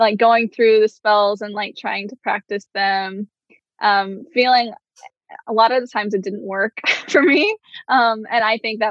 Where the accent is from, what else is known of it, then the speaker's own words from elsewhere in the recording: Midwest, United States; also born or lived in Miami, Florida; I was born in Miami, but at this time I was living in the Midwest.